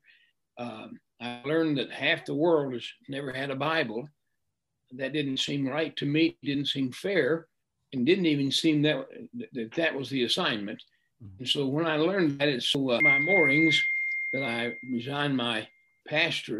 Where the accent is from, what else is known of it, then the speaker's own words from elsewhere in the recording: Akron, Ohio, United States; also born or lived in Newton, West Virginia / Milford; I was raised in Akron, Ohio.